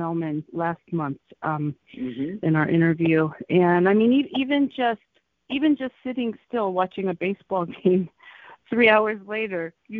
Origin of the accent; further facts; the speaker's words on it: Michigan, United States; Michigan, where I'm from.